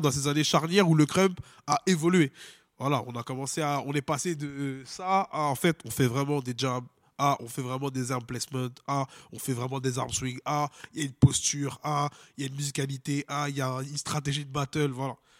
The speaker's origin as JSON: {"language": "French", "country": "France", "said": "On est français"}